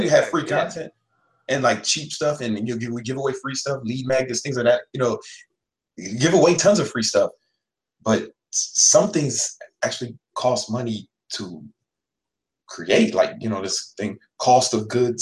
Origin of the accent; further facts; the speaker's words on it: Chicago, Illinois, United States; I'm from Chicago